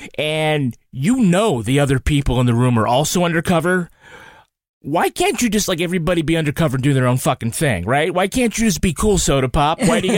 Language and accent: English; Ireland; as an Irishman